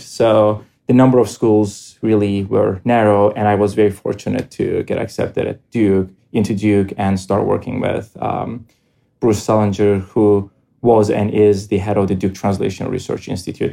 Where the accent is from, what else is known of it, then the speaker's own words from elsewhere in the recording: Cyprus; moved away as an adult; now in United States; I grew up in Cyprus